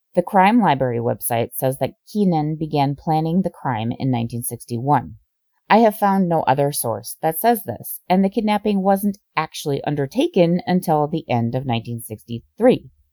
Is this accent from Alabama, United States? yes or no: no; Minnesota, United States; I'm from Minnesota